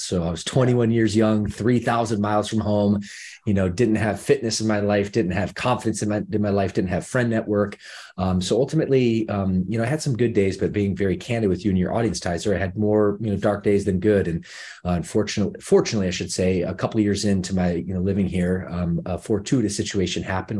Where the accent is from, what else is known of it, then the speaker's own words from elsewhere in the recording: Midwest, United States; moved away as an adult; now in Los Angeles, United States; I come from the Midwest. I spent, you know, the first, uh, I guess the s, second decade of my life there